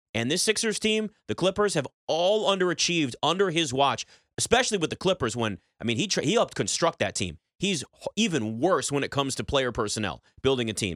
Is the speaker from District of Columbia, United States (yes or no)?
yes; Washington, District of Columbia, United States; you say D C.